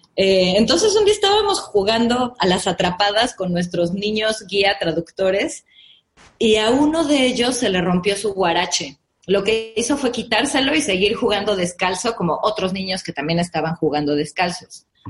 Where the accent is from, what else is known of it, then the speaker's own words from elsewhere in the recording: Mexico City, Mexico; Yo soy de la Ciudad de México